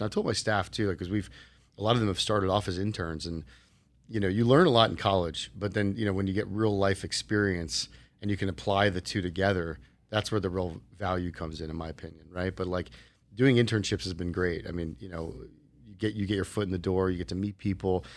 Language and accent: English; New Jersey, United States; moved away as an adult; also born or lived in Arizona; now in Las Vegas, United States; I grew up in New Jersey, went to Rutgers University